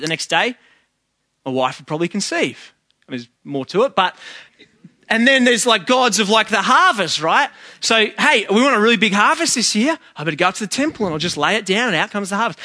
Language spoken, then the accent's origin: English; Sydney, New South Wales, Australia; I'm from West